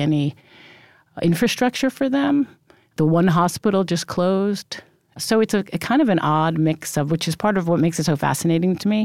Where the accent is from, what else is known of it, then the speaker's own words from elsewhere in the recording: New York City, New York, United States; also born or lived in Brooklyn; Yes, I absolutely grew up in Rockaway, although I was born in Brooklyn, but we moved when I was very small